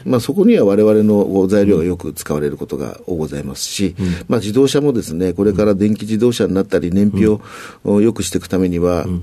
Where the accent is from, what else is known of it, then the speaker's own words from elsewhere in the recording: Kawaguchi, Saitama, Japan; 埼玉県の川口市になります。